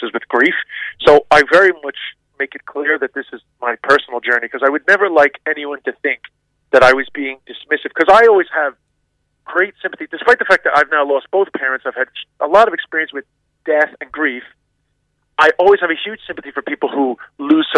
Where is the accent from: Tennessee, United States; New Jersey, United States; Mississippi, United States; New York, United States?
New York, United States; New York City; I grew up in Queens, which is actually, I think, the most culturally diverse place on the planet